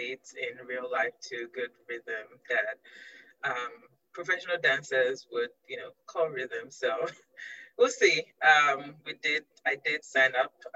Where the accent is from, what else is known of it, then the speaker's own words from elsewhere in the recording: Nigeria; moved away as an adult; now in Ann Arbor, United States; I am originally from Nigeria, moved to the U.S. To go to college.